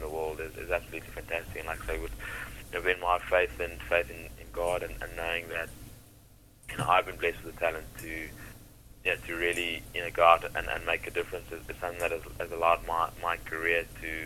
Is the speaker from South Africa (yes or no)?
yes; South Africa; growing up in South Africa